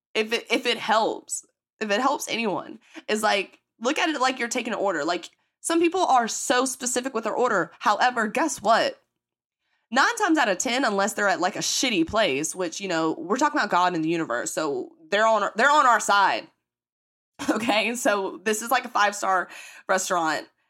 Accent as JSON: {"language": "English", "region": "the Bible Belt in the South", "country": "United States", "tie": "born or raised there", "accent": "country", "said": "growing up in the Bible Belt in the South"}